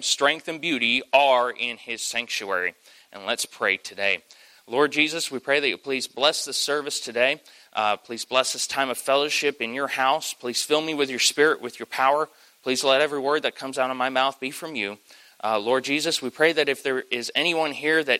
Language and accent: English; Kentucky, United States; I am from Kentucky